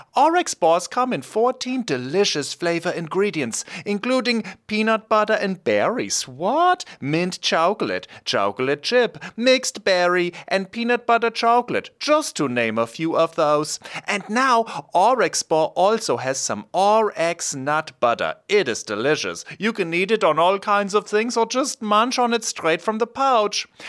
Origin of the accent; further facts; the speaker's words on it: Erlangen, Bavaria, Germany; moved away; I'm from Erlangen, which is close to Nürnberg.